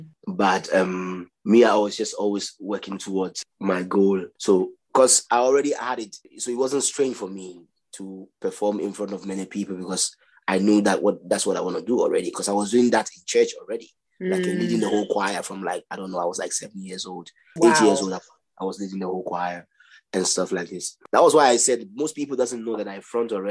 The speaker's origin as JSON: {"language": "English", "country": "Ghana", "tie": "born or raised there", "also_born_or_lived": "Nigeria", "said": "I grew up also in Kwashibu."}